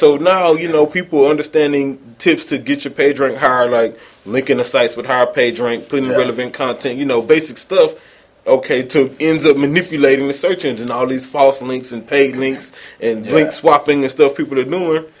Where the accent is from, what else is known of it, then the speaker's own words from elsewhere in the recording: Missouri City, Texas, United States; It's Serious in Mo City, in case y'all wonder. I'm from Mo City, Texas.